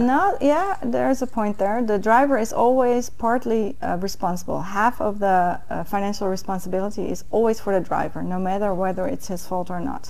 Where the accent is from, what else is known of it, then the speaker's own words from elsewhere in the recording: a small city near Enkhuizen, North Holland, Netherlands; moved away as an adult; now in Washington, D.C., United States; I'm from the Netherlands. Uh, I grew up in a small city near uh, Enkhuizen